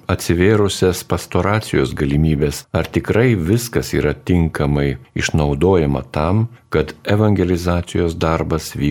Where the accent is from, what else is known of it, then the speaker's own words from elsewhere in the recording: Lithuania; mes lietuviai